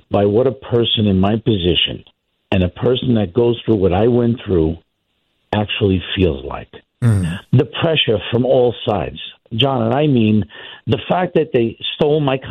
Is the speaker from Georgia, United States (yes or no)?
no; New York City, New York, United States; I grew up in Brooklyn